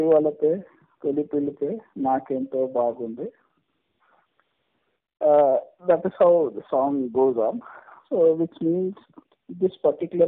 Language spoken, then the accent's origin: English; Hyderabad, Telangana, India; first language Telugu; English is a second language; I'm born and brought up in Hyderabad